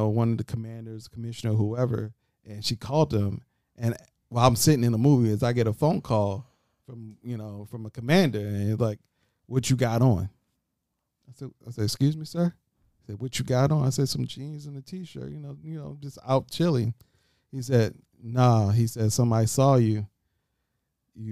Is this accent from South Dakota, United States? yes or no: no; Baltimore, Maryland, United States; I'm from Baltimore